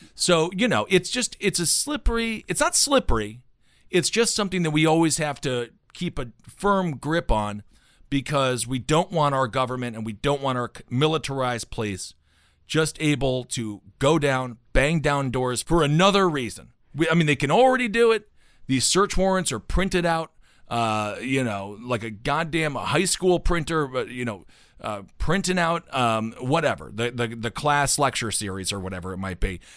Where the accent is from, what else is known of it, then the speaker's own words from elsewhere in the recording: United States; as an American